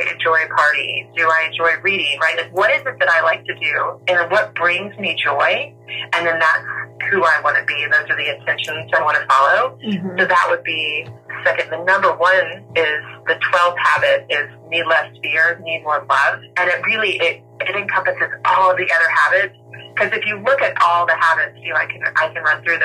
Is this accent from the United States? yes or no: yes; the South, United States; accent: southern; My southern accent comes out a little bit